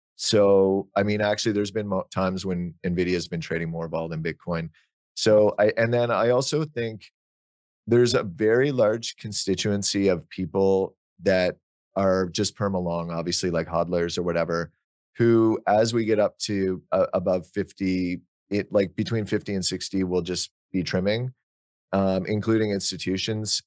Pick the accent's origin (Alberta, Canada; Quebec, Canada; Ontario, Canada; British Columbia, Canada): Ontario, Canada; Ottawa; I grew up in Ottawa, which is where Nortel was based